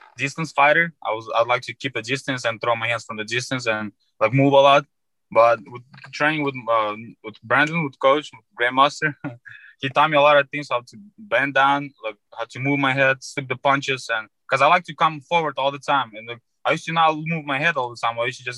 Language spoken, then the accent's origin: English; Fergana, Fergana Region, Uzbekistan; English is a second language; now in United States; I'm from Uzbekistan, Ferghana